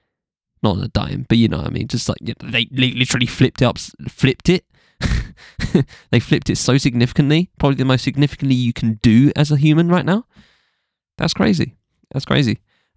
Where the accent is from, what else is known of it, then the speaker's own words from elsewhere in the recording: New York, United States; At the same time, growing up in New York, I was just surrounded by hip-hop.